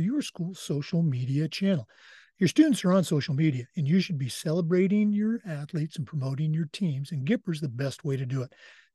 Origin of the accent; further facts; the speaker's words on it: Oregon, United States; moved away; my home state, the great state of Oregon